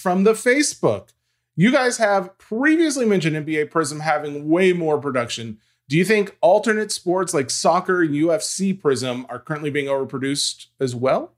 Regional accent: Tennessee, United States; I'm from Tennessee when I'm calling Lafayette Lafayette. Um, that's how we say it down here

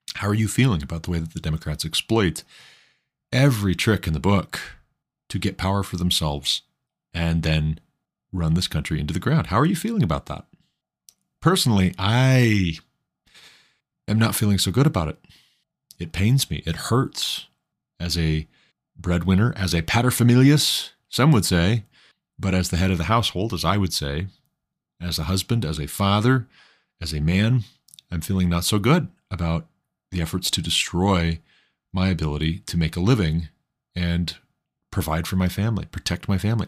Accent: Montana, United States; my home state of Montana

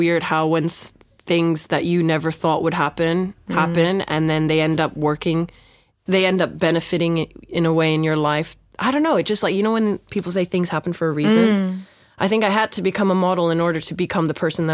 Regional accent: Phuket, Thailand; now in London, United Kingdom; I grew up in Phuket

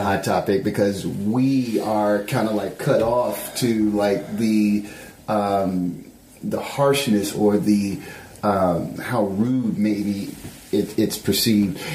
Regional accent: Memphis, Tennessee, United States; moved away; I'm coming from Memphis

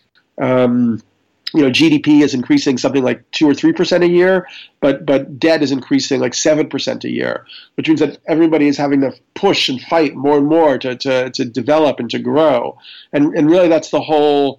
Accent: New York, United States; I'm a New Yorker

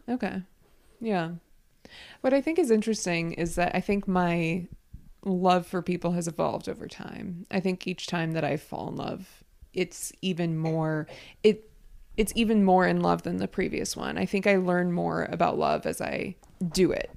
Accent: United States; I'm American

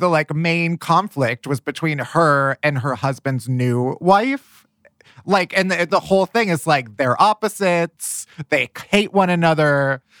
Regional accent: the North, United States; I'm a Yankee, you know, I grew up in the North.

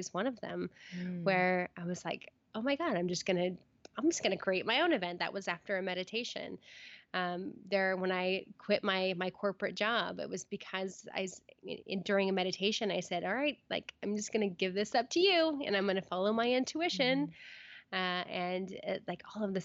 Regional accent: Red Bluff, California, United States; moved away as an adult; now in Portland, United States; I am a girl from Red Bluff, California, who lived with, you know, my siblings and my mom

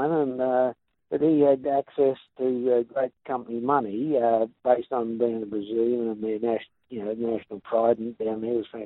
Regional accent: England, United Kingdom; moved away as an adult; So I come out from England, did the race, and lo and behold, got third.

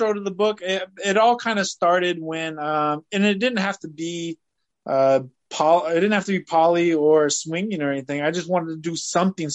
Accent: United States; also born or lived in Fresno, California / Easley, South Carolina; I grew up in Fresno, California, and Easley, South Carolina

